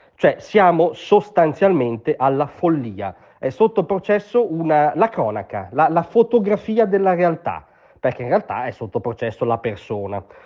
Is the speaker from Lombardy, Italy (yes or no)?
yes; Como, Lombardy, Italy; io vengo da Como